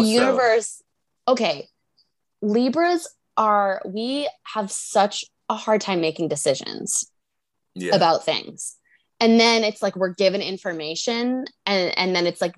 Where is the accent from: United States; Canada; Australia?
United States; Worcester, Massachusetts; At 7:38 a.m. in Worcester, Massachusetts